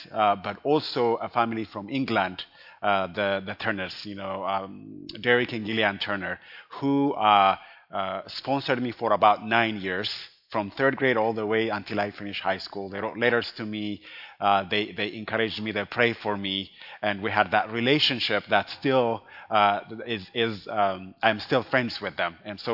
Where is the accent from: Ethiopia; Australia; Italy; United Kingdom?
Ethiopia; Addis Ababa; now in Colorado Springs, United States; I am originally from Ethiopia, and I grew up in Addis Ababa